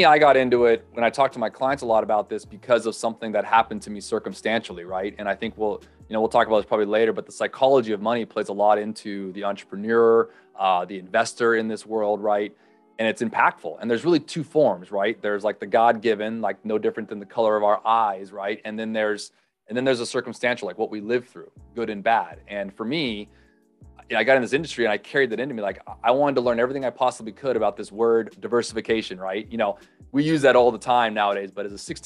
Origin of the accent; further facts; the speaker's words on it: Los Angeles, California, United States; also born or lived in Hawaii; born and raised North Los Angeles area. So Southern California boy